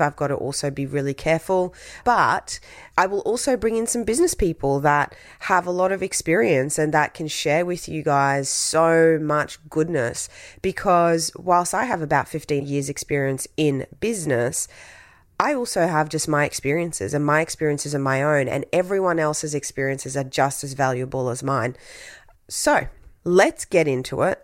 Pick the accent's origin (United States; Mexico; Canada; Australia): Australia; Brisbane, Queensland; English is a second language; also born or lived in Tahiti; I grew up in Brisbane